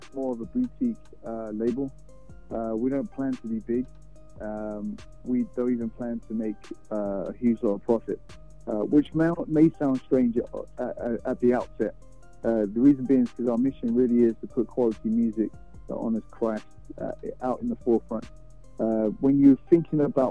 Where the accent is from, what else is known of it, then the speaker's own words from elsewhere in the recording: London, United Kingdom; moved away as an adult; now in Houston, United States; I'm from London, born and raised